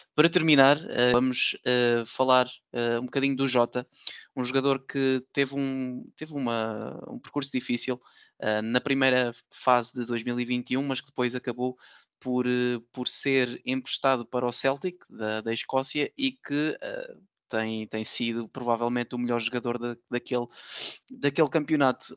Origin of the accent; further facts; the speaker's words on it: Portugal; nós em Portugal